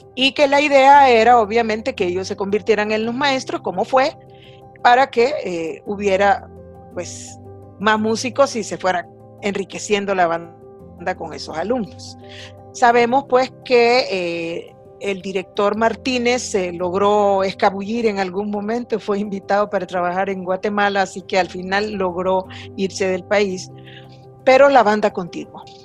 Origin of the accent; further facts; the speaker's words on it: El Salvador; como todos salvadoreños conocemos